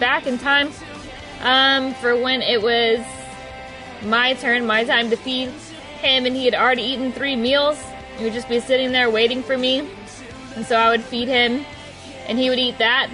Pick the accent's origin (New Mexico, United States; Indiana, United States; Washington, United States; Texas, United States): Texas, United States; Dallas-Fort Worth; also born or lived in White Settlement, Texas / Keller, Texas; I grew up in DFW. Born and raised in DFW.